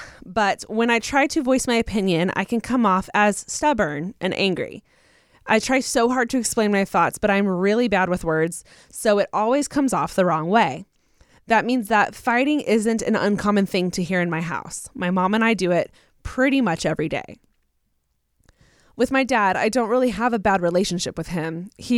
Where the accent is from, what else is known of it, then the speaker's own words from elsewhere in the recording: Virginia, United States; I'm from Southern Virginia, so it's a habit.